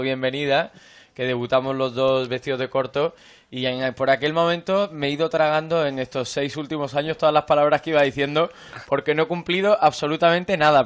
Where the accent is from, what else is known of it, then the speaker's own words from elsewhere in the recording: Córdoba, Andalusia, Spain; Yo nací y crecí en Córdoba